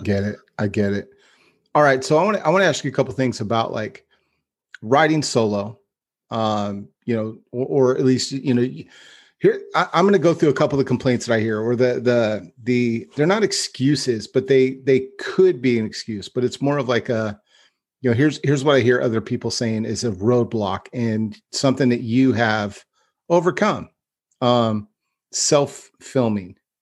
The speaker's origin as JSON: {"language": "English", "town": "Stockton", "region": "California", "country": "United States", "tie": "born or raised there", "also_born_or_lived": "Lodi", "said": "when I grew up in Stockton"}